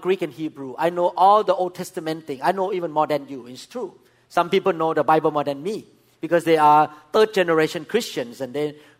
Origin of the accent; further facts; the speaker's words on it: Thailand; English is a second language; moved away as an adult; now in United States; I'm a Thai doctor